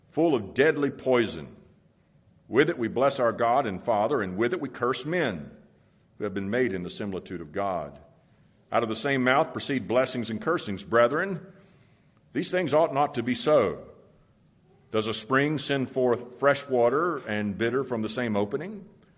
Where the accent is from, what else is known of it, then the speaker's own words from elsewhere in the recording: Florida, United States; When I was a boy and a young teen, I grew up in Florida